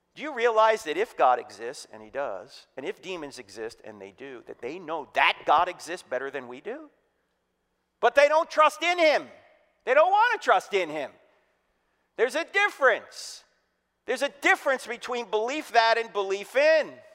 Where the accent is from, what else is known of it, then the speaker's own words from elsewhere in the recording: New Jersey, United States; moved away; I'm originally from New Jersey